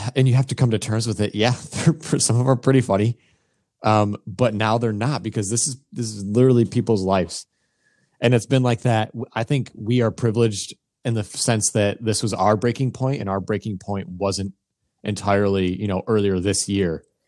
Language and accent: English; United States; as an American